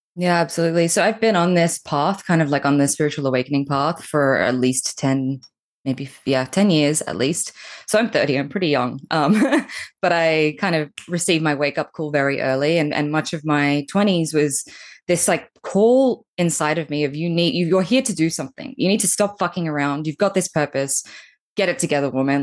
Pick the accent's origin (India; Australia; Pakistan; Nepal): Australia; accent: Australian; moved away as an adult; now in Bali, Indonesia; as you can tell by my really cute accent, I'm Australian, and I've been here visiting my folks